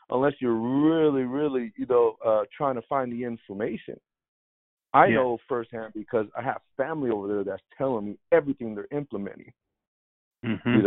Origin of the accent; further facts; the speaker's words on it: Bay Area, California, United States; moved away; originally from the Bay Area.